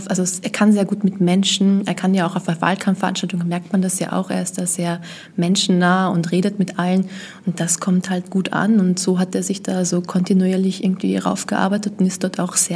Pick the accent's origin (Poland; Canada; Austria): Austria; als Österreicherin kennt man diese ganzen Geschichten da mit den vier Bier